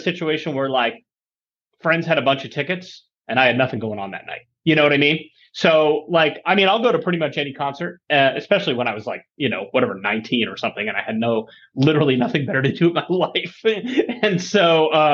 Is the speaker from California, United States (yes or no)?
yes; San Diego, California, United States; also born or lived in Michigan; I grew up in San Diego, which is where we now live